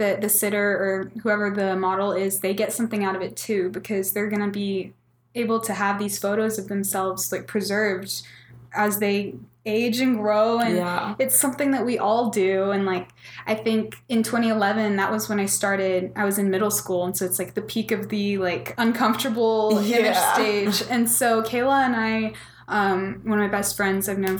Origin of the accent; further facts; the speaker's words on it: Dallas, Texas, United States; also born or lived in Dripping Springs, Texas; now in Austin, United States; I'm from Dallas originally, but I moved to Dripping Springs when I was in middle school